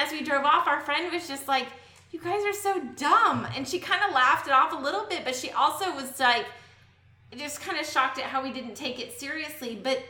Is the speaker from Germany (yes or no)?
no; Lewisville, Texas, United States; oh, Louisville. It's a small town north of Dallas.